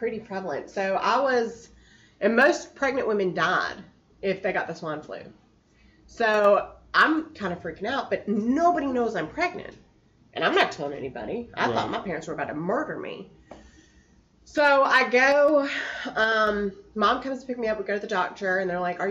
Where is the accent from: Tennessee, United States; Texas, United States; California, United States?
Tennessee, United States; Gallatin; also born or lived in Arlington, Virginia; grew up in Gallatin, Tennessee, which is just a touch above Nashville